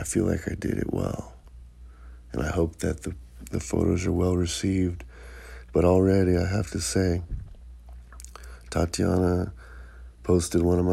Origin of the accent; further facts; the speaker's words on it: Santa Cruz, California, United States; growing up in Santa Cruz